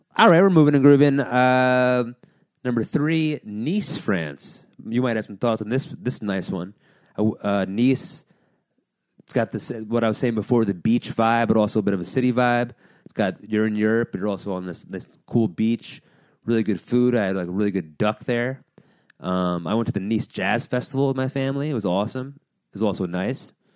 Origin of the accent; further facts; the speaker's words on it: New Jersey, United States; also born or lived in Hillsdale, New Jersey; now in New York City, United States; I was born in New York City. I was raised in Jersey